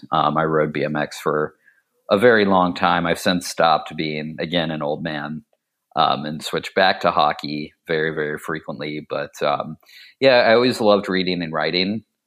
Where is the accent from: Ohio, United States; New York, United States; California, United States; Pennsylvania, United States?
Ohio, United States; mostly just riding around the small town I grew up in outside of Dayton and hitting different spots.